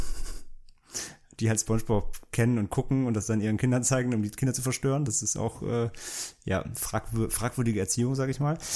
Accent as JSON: {"language": "German", "country": "Germany", "said": "bei uns in Deutschland"}